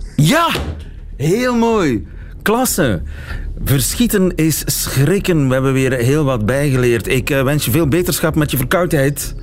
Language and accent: Dutch; Belgium